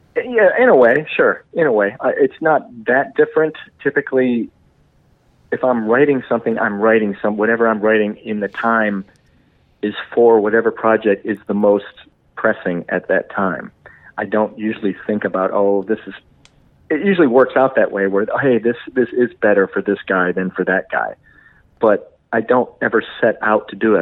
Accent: Detroit, Michigan, United States; growing up in the Detroit

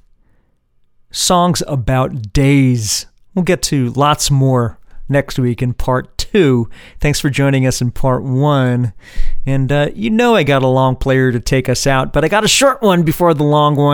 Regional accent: New Jersey, United States; from my hometown, from my home state, New Jersey

